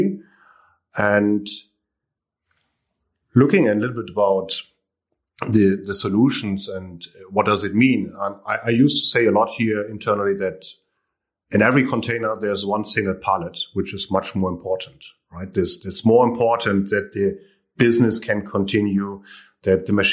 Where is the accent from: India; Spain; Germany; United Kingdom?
Germany; Hamburg; moved away as an adult; also born or lived in Santiago, Chile; I'm from Hamburg. I'm from this area.